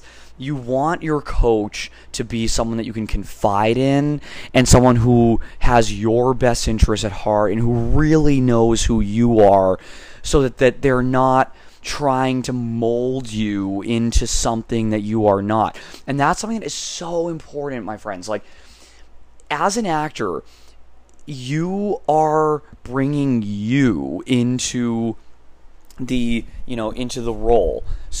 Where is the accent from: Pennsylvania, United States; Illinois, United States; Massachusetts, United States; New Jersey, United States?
Massachusetts, United States; moved away as an adult; now in California, United States; And then I came to California from Massachusetts to pursue a degree at Concordia University in Irvine in behavioral sciences